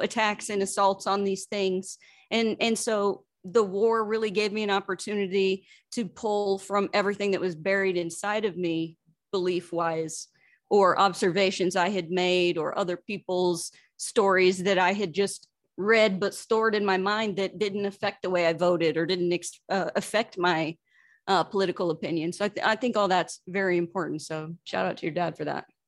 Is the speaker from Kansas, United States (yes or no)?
yes; Kansas, United States; moved away as an adult; also born or lived in Los Angeles; I'm from Kansas originally. Lived there for 20 years before I ventured to Los Angeles